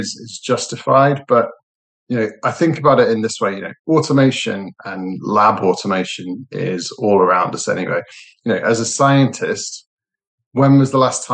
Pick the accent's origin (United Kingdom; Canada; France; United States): United Kingdom; Liverpool, North West England; now in Manchester, United Kingdom; Actually, I was born in Liverpool